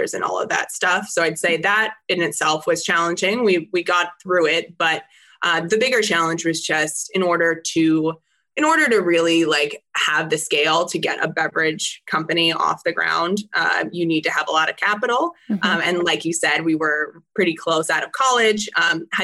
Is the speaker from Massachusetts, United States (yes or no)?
no; California, United States; I grew up in California